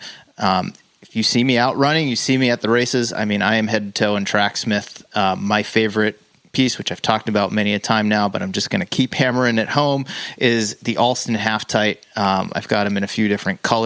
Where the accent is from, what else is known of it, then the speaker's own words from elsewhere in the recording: Worcester, Massachusetts, United States; where I grew up in Worcester, Massachusetts.